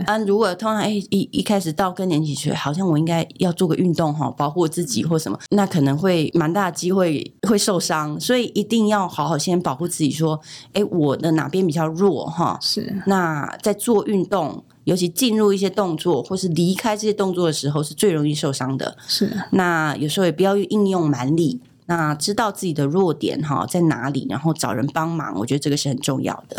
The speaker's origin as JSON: {"language": "Chinese", "country": "Taiwan", "said": "美国人没有像我们台湾人吃这么多豆制品"}